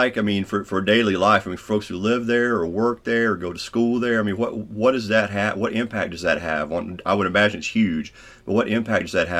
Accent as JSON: {"language": "English", "area": "Pike County", "region": "Kentucky", "country": "United States", "tie": "born or raised there", "lives_now": "Floyd County, United States", "said": "I live in Floyd County now. You know, I grew up in Pike, but I live in Floyd County now. And I'm not far from the Martin County line."}